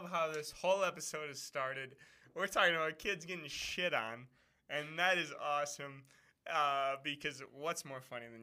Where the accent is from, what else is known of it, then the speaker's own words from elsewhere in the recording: Wisconsin, United States; from Wisconsin.